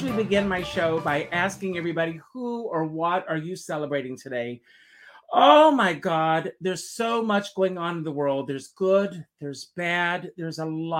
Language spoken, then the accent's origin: English; South Carolina, United States; moved away as an adult; I grew up in the South, South Carolina